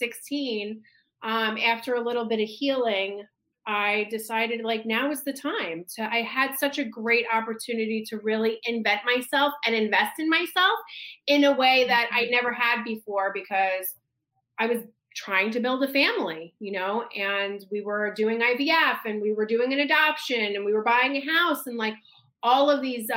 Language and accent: English; New York, United States; I am a New Yorker through and through